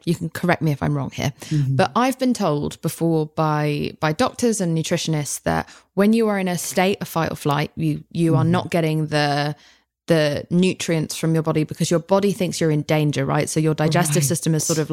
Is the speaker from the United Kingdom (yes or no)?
yes; United Kingdom; now in United States; I'm very British